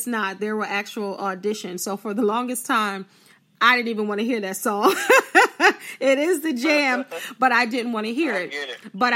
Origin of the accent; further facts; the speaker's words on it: New Jersey, United States; I'm from South Jersey